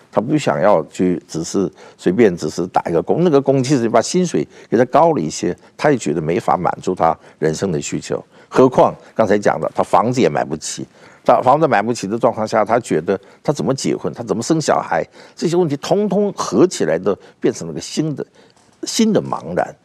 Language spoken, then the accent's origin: Chinese; South Korea; now in Taiwan; 我在韩国出生长大，所以有很多韩国会朋友会常常来台湾